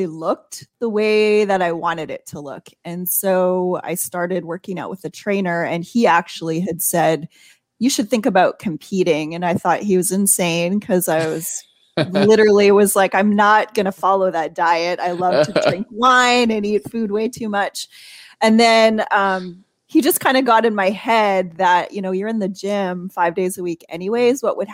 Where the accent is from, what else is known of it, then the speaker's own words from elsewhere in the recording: Canada; moved away as an adult; now in Fort Worth, United States; I'm actually born and raised in Canada